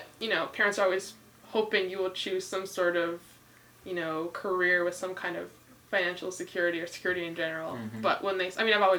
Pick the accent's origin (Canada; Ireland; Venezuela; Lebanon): Canada; Ottawa, Ontario; I'm from Canada originally.